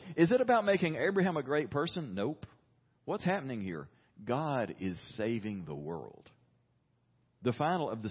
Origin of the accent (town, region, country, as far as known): United States